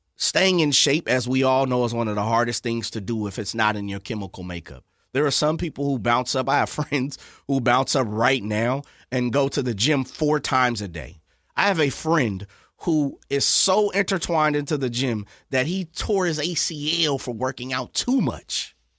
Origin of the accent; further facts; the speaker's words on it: Sacramento, California, United States; I'm from Sacramento